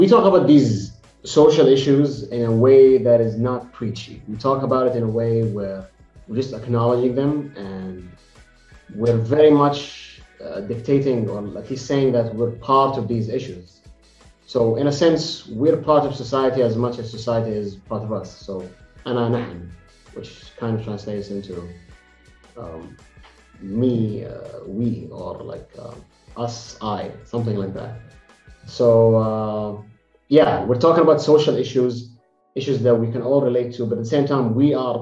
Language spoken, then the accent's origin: English; Jeddah, Makkah Province, Saudi Arabia; we're both from Jeddah